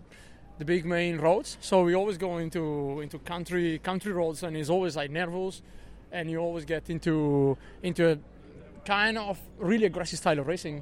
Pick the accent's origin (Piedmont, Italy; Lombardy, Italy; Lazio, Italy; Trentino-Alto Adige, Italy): Trentino-Alto Adige, Italy; now in Monaco; I'm living in Monaco, so south of France, training there most of the year, and I'm from Trentino, north of Italy